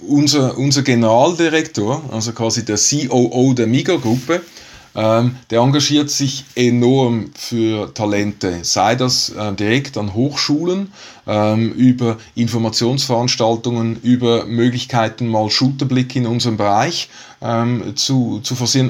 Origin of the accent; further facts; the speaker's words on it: Switzerland; als Schweizer